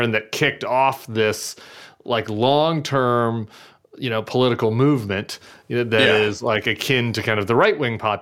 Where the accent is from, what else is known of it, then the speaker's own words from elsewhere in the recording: Missouri, United States; growing up as a Missouri Republican, I was born in Missouri